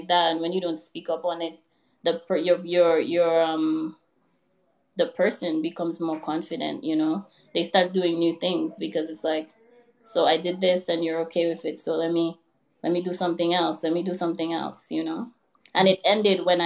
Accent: Dominica; moved away as an adult; also born or lived in Louisiana, United States; now in New York, United States; I was born and raised in Dominica. I went to high school and college back home.

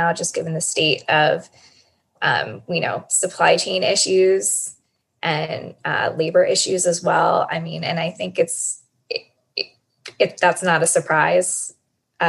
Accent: Philadelphia, Pennsylvania, United States; I'm from Philadelphia

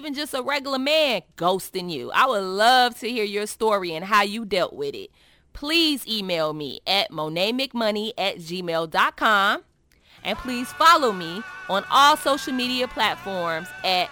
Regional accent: Chicago, Illinois, United States; I'm your sister from Chicago

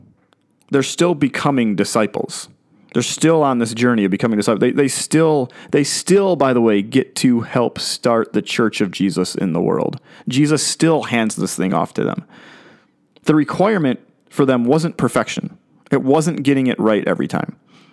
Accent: Chicago, Illinois, United States; When I was growing up in Chicago, I watched the Chicago Bears, and they had a linebacker named Mike Singletary, Samurai Mike.

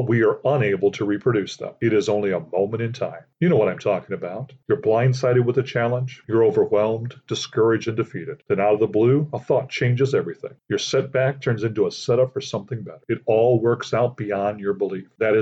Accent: Aurora, Illinois, United States; I grew up in Aurora, Illinois, a large city about 45 minutes west of Chicago. I have lived there the majority of my life

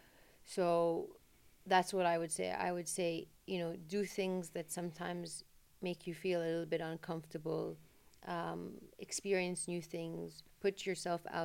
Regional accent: Jeddah, Makkah Province, Saudi Arabia; I'm from Jeddah, so the sea is something I've always loved

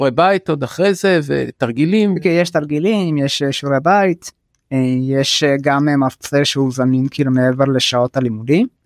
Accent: Jaffa, Tel Aviv District, Israel; אבל כאילו בקהילה שאני נמצא בה כאילו איפה שאני גדלתי וגם בתוך השכונה ביפו לא היה מישהו מהעדה האתיופית

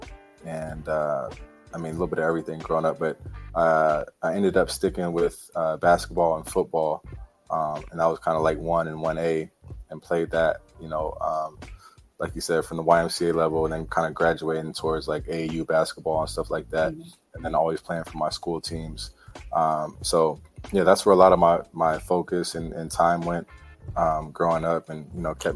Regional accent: Altadena, California, United States; also born or lived in Los Angeles; I was born in Los Angeles, raised in Altadena, Pasadena area.

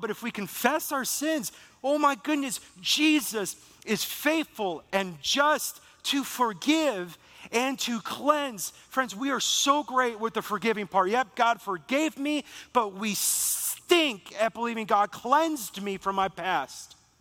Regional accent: Beaver Dam, Wisconsin, United States; moved away; I'm afraid to go back to my hometown. I'm afraid to go back to Beaver Dam, Wisconsin

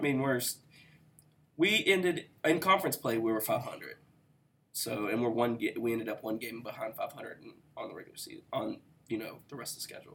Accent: West Virginia, United States; I was from West Virginia

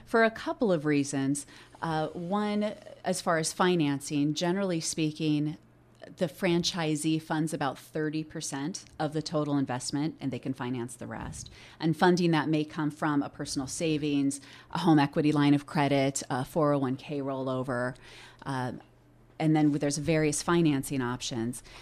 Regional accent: Oregon, United States; I was born and raised here in Oregon

